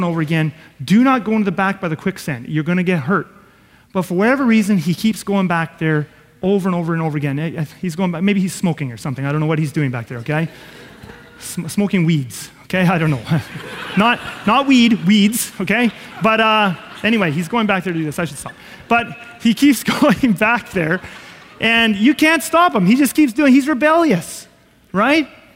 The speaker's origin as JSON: {"language": "English", "region": "Southeast Manitoba", "country": "Canada", "said": "we come from Southeast Manitoba and you're a farmer"}